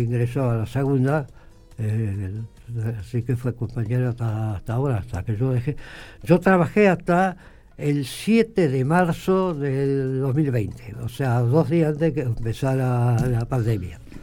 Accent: Dorila, La Pampa, Argentina; yo nací en Dorira Mi padre tenía campo en las cercanías de Dorira Yo nací y ahí

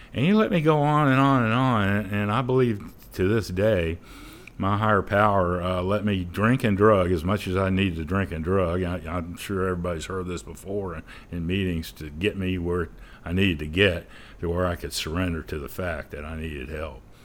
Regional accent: St. Augustine, Florida, United States; I'm originally from Saint Augustine. I was born and raised. I'm probably a fourth generation there

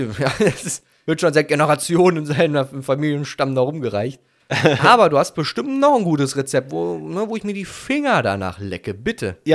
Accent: Italy; Ja, doch, also ich glaube, mich als Italiener wird das ganz schön sauer machen, wenn Leute Pizza Hawaii mögen würden, ja.

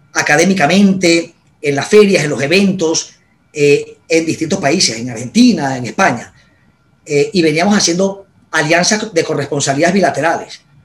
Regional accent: Barquisimeto, Lara, Venezuela; moved away as an adult; also born or lived in Caracas, Venezuela; yo soy de, de Barquisimeto y Carora, Estado Lara y me vine a Caracas a estudiar mi carrera

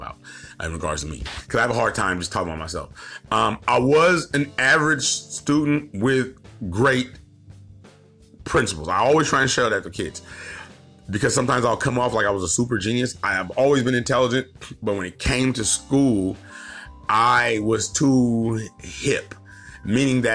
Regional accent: Stockton, California, United States; I'm originally from Stockton. I'm Eastside kid, Eastside Stockton

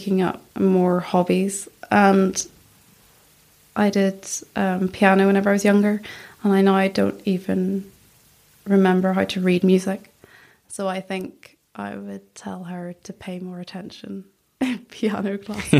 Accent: Northern Ireland, United Kingdom; accent: Northern Irish; I'm not as most Northern Irish people are. We doubt ourselves

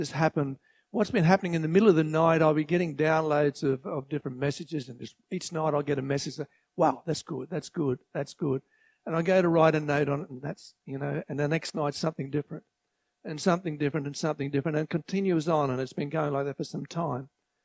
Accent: Grantham, Queensland, Australia; also born or lived in Toowoomba; I was born in Toowoomba, and my parents bought a farm at Grantham in 1947, the year I was born

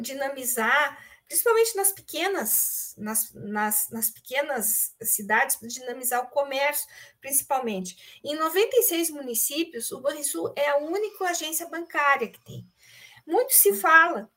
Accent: Pelotas, Rio Grande do Sul, Brazil; moved away as an adult; now in Porto Alegre, Brazil; eu sou pelotense, nascida aí na cidade de Pelotas, com forte vinculação

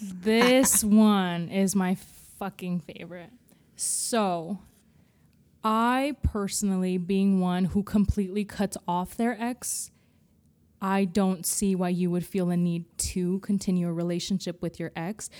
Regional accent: California, United States; I grew up in California

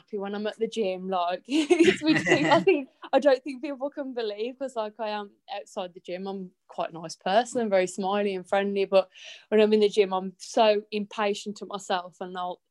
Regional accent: Walsall, West Midlands, United Kingdom; from Warsaw

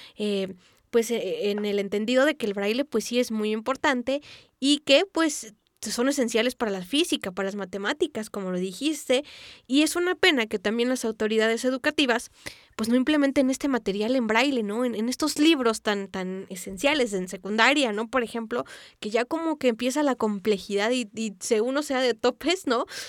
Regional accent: Mexico

